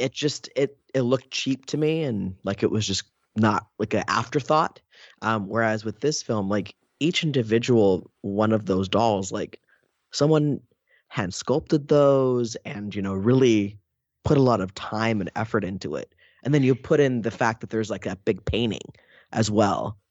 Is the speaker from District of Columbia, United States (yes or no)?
no; Oakland, California, United States; I'm from Oakland